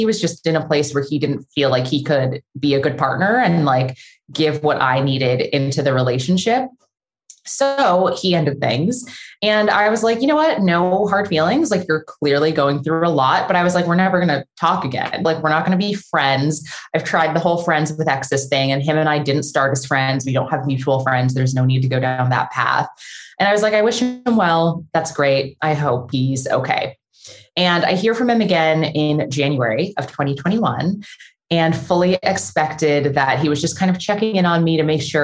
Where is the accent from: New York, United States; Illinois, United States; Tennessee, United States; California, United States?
California, United States; San Diego; moved away as an adult; now in Los Angeles, United States; I live in Los Angeles. I grew up in San Diego, but have been in LA for like 13 years now